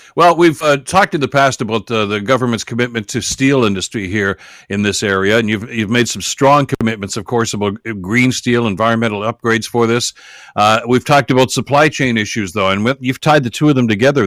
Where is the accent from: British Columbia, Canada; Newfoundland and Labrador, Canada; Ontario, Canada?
Ontario, Canada; Hamilton; it's my hometown